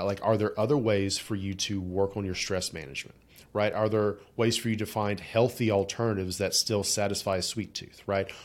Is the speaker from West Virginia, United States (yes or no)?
yes; West Virginia, United States; I grew up in, like, you know, Southern Baptist-ish, you know, upbringing in rural Appalachia